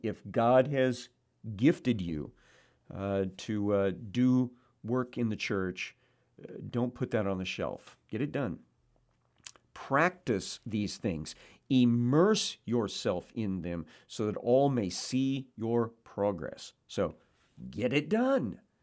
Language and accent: English; Cabool, Missouri, United States; moved away; my hometown, Kabul, Missouri